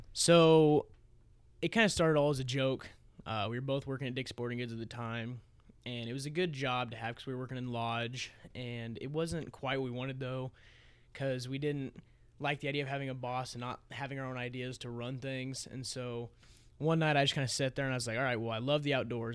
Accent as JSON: {"language": "English", "town": "Missouri Valley", "region": "Iowa", "country": "United States", "tie": "born or raised there", "said": "I transferred to Missouri Valley with my buddy Noah"}